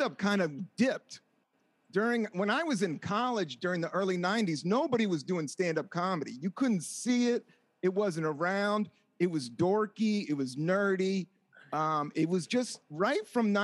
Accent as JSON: {"language": "English", "town": "Washington", "region": "District of Columbia", "country": "United States", "tie": "born or raised there", "also_born_or_lived": "Buena Vista, Virginia / San Francisco", "moved": "as an adult", "lives_now": "Brooklyn, United States", "said": "Originally from Washington, DC. I grew up right on Capitol Hill, and then we moved down south, and then I lived in DC and lived in a small, like, southern town called Buena Vista, Virginia"}